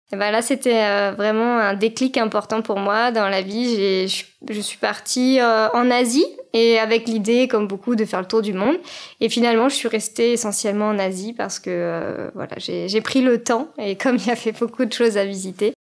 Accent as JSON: {"language": "French", "area": "Paris suburbs", "region": "Île-de-France", "country": "France", "tie": "born or raised there", "said": "j'ai grandi en banlieue parisienne"}